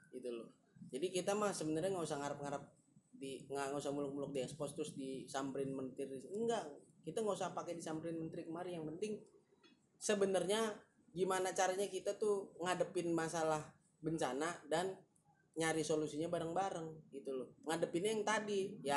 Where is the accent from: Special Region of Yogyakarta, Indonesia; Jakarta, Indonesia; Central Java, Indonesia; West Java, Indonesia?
Jakarta, Indonesia; jujur ya gue orang Jakarta asli ya, tapi gue nggak suka sama orang-orang Jakarta yang sekarang nih